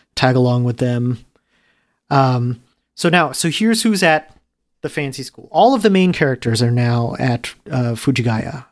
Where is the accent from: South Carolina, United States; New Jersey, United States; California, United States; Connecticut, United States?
New Jersey, United States; also born or lived in New York City; I moved to New Jersey in the middle of second grade